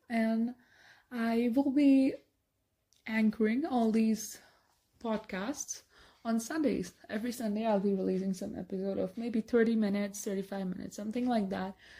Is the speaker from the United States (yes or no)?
no; India; I'm from India